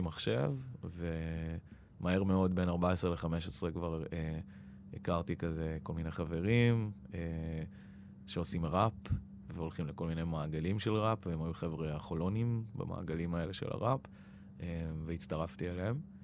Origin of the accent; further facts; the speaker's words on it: Israel; first language Persian; Hebrew is a second language; אימא שלי הייתה בת עשרים ושתיים כשהיא עלתה, כשהיא הייתה בת עשרים ושלוש אני נולדתי